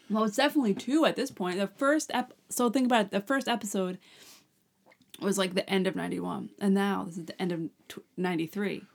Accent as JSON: {"language": "English", "area": "Long Island", "region": "New York", "country": "United States", "said": "We're from Long Island"}